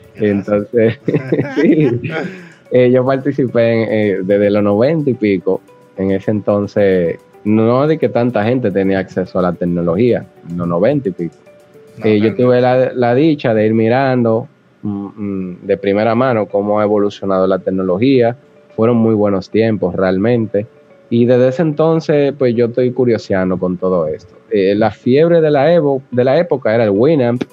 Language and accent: Spanish; Santo Domingo, Distrito Nacional, Dominican Republic; Yo nací aquí en Santo Domingo, Distrito Nacional, un 29 de julio de 1986